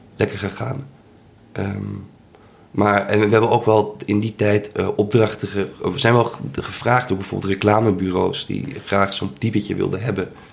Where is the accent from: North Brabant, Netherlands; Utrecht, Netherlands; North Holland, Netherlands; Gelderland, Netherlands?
North Holland, Netherlands; Amsterdam; Ik ben een Amsterdammer